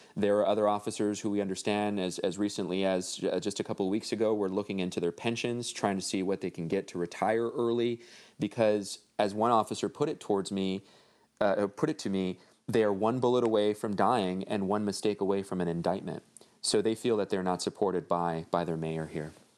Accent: Los Angeles, California, United States; I grew up in Northeast L

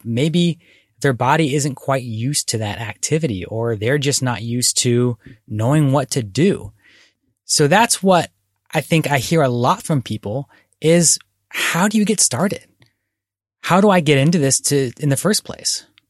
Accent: Philadelphia suburbs, Bucks County, Pennsylvania, United States; now in Oregon, United States; I was born here, but when I was growing up in the Philadelphia suburbs, there were not places to go hiking in Bucks County, Pennsylvania

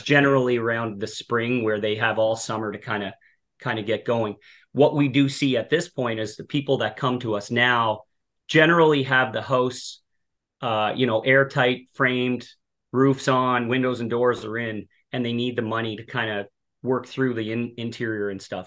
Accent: Cape Breton, Nova Scotia, Canada; moved away as an adult; also born or lived in Halifax, Canada; now in Ottawa, Canada; I grew up in Cape Breton, Nova Scotia. Um, born and raised there

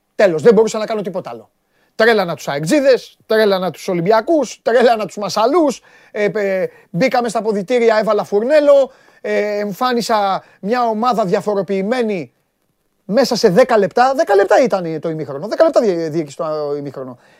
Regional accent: Greece; ως Έλληνας

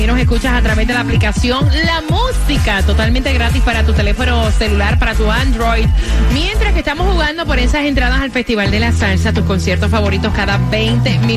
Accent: Venezuela; soy de Venezuela.

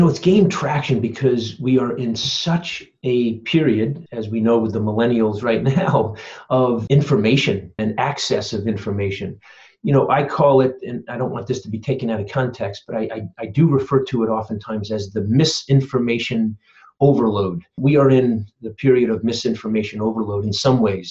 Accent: Simsbury, Connecticut, United States; also born or lived in Phoenix, Arizona / Saratoga Springs, New York; I grew up in Connecticut, actually, where I am right now. So, this is pretty cool. Simsbury, Connecticut

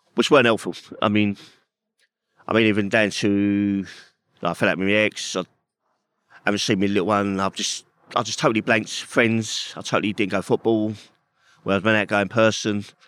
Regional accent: London, United Kingdom; growing up in Peckham

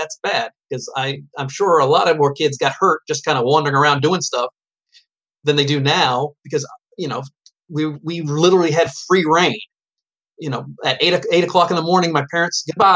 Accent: New Hampshire, United States; I'm from New Hampshire

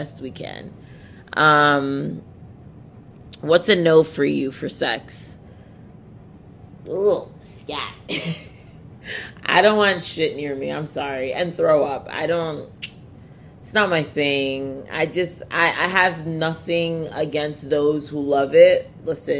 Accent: Nigeria; I'm Nigerian

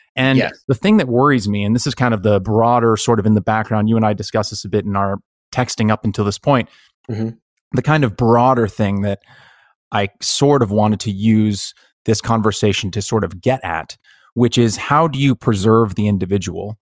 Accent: Bay Area, California, United States; when you come from a place like the Bay Area

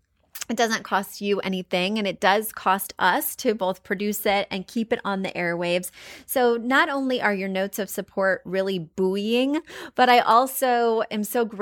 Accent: India; now in Columbus, United States; I am originally from India and now I live in Columbus, Ohio.

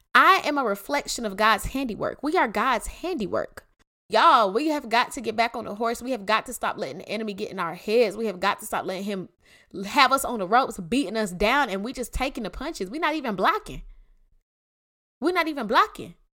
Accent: Clayton County, Georgia, United States; I'm from Clayton County

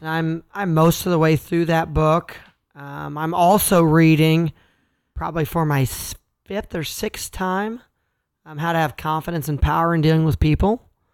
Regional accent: Kansas, United States; I'm from Kansas and I'm a farm kid.

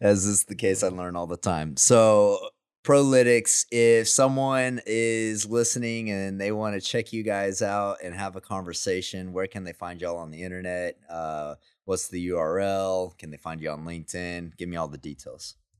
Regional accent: Midland, Texas, United States; now in Houston, United States; I'm from Midland, too

